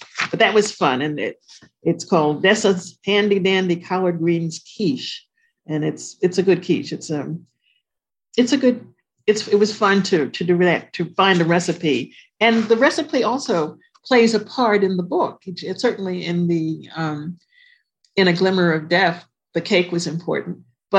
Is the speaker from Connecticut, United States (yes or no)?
yes; Connecticut, United States; born there; I was born in Connecticut, which is different. So, but I don't really know it like I know Jersey.